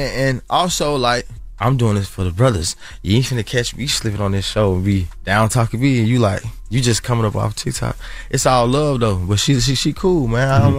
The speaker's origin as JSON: {"language": "English", "town": "Atlanta", "region": "Georgia", "country": "United States", "said": "because I'm from the South, …, like …. You know, we from Atlanta, so we might not ain't listen to it."}